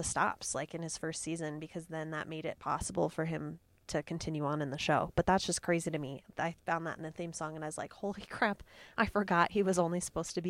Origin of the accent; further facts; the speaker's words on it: Illinois, United States; I'm from Illinois, like originally. and not originally, but that's where I've spent most of my time in the Midwest.